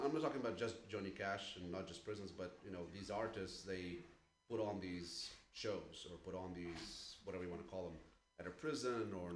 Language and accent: English; Ukraine; moved away; I'm originally from Ukraine